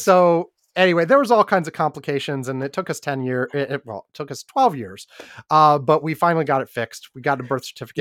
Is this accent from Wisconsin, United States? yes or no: yes; Wisconsin, United States; I was born in Wisconsin